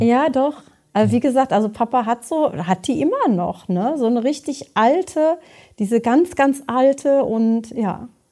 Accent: Beckum, North Rhine-Westphalia, Germany; ich komme ja auch aus Bechkam

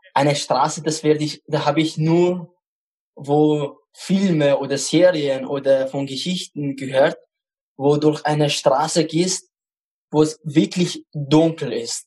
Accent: Baghdad, Baghdad Governorate, Iraq; German is a second language; now in Eichgraben, Austria; Ich komme aus dem Irak. Bagdad, also die Hauptstadt.

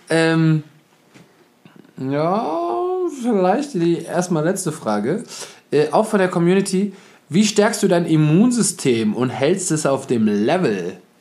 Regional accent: Germany; wir in Deutschland

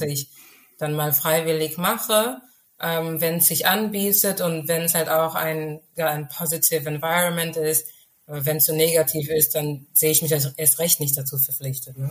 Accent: Germany; first language Urhobo; German is a second language; ich lebe in Deutschland, ich bin in Deutschland geboren und aufgewachsen

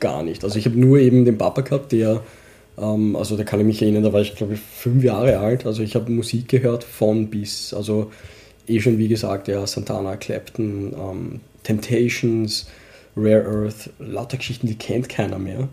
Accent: Vienna, Austria; accent: Wienerisch; first language Urdu; wir sind halt Wiener, aber mit, mit Pakistan-Hintergrund.

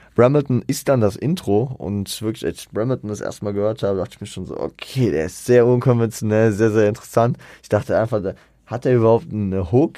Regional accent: Frankfurt, Hesse, Germany; am Ende sind wir Frankfurter äh, in Frankfurt zu Hause

